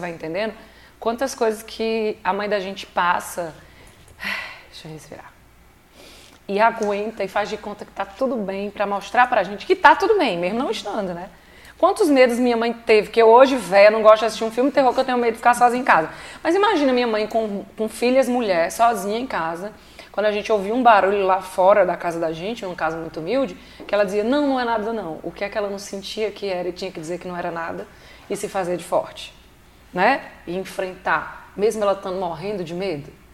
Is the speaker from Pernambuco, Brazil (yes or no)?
yes; Lajedo, Pernambuco, Brazil; moved away; also born or lived in Ceará; Lá onde eu nasci, em Lagedo, Pernambuco. Eu sou pernambucana